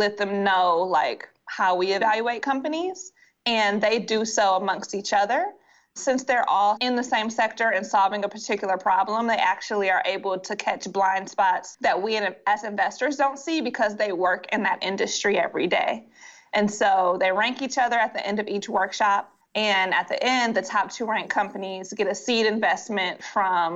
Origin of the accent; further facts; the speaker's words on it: Detroit, Michigan, United States; I'm from Detroit